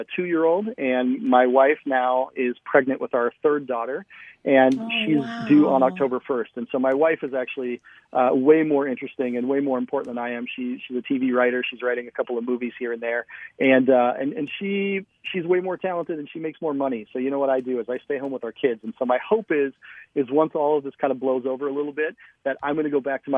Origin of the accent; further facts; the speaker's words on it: Minnesota, United States; So I'm from Minnesota. I'm about the whitest guy you could ever meet.